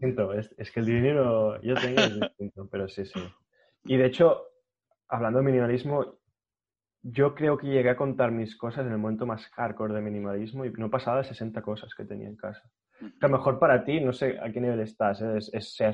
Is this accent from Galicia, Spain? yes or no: no; Catalonia, Spain; Como buen catalán que soy